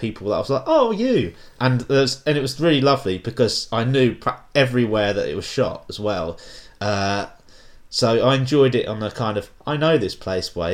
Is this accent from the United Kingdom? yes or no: yes; Folkestone, South East England, United Kingdom; my hometown of Folkestone